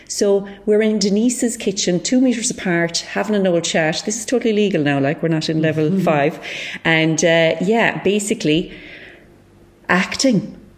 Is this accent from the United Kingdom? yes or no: no; Cork, Munster, Ireland; farmers from Cork.